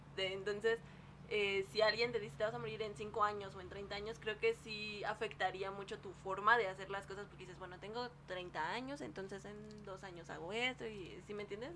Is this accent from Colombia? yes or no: no; Mexico; hablando como mexicana